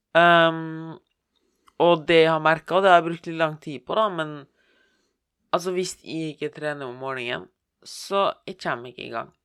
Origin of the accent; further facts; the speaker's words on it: Bergen, Vestland, Norway; Jeg er fra Bergen